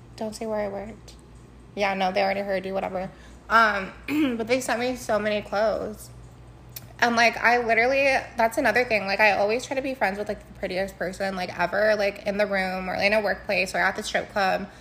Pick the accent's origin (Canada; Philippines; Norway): Philippines; I'm Filipina